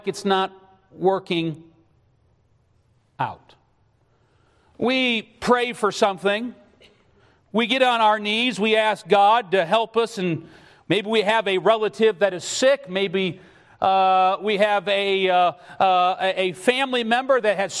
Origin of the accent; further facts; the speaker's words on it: West Texas, United States; I'm from George, West Texas